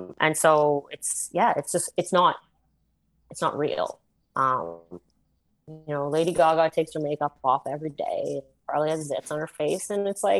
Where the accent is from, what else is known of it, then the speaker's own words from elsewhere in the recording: Canada; being from where we were, from, you know, a smaller city, like 300,000-400,000 people, and you know, we're Canadian